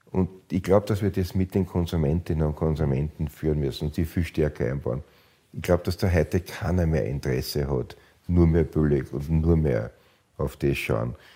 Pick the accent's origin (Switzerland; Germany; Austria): Austria